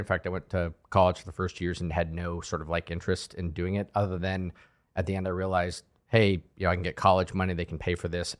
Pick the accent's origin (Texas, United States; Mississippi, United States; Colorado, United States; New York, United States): Colorado, United States; I'm from Colorado